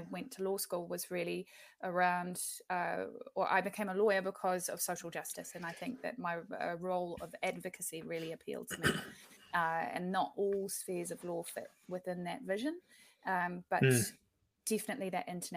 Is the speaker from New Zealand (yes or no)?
yes; Invercargill, Southland, New Zealand; I think that Invercargill was an incredible place to grow up